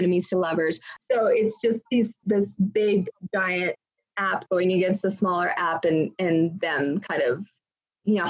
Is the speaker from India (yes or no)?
yes; India; Indian kids, so I took like years and years and years of dance